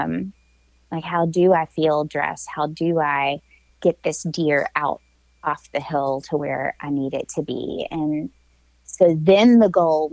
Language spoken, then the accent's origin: English; Tennessee, United States; also born or lived in Alabama; I hail from the Southeast. I'm a Tennessee girl that spent a little bit of time in my young adult life in Alabama.